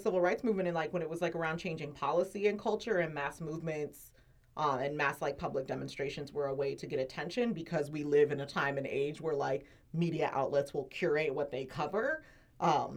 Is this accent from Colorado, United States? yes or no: no; San Diego, California, United States; I'm from San Diego